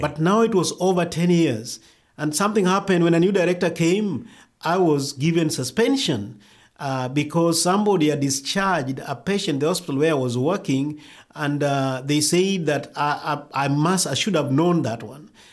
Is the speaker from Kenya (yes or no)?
yes; Kenya; also born or lived in Rift Valley, Kenya / India / Nairobi, Kenya; I grew up in Kadawa village that is, uh, in western Kenya